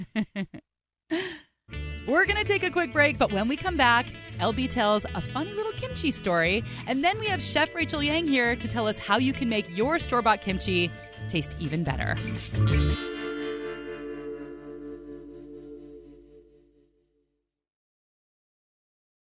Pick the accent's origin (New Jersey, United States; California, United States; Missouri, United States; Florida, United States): California, United States; Bay Area; growing up in the Bay Area, we had a restaurant called Coco's